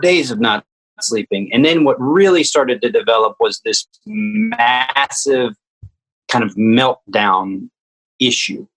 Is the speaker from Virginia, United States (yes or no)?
yes; Richmond, Virginia, United States; also born or lived in Washington D.C.; I grew up in Richmond